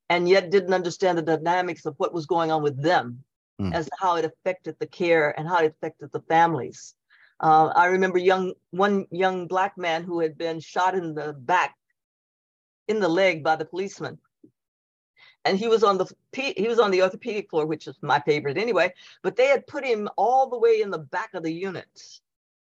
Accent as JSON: {"language": "English", "town": "Elizabethtown", "region": "Kentucky", "country": "United States", "moved": "yes", "said": "I'm from Elizabethtown, Kentucky"}